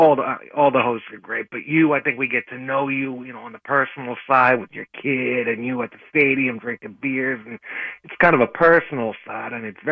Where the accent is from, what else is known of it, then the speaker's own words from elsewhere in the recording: East Brunswick, New Jersey, United States; Well, I live here now. I grew up in East Brunswick, right outside of New Brunswick.